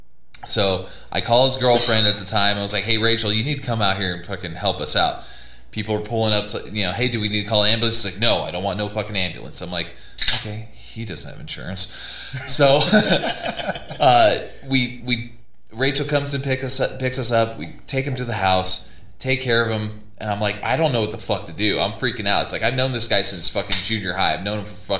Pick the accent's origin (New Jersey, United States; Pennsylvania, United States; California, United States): California, United States; now in Colorado, United States; I'm from California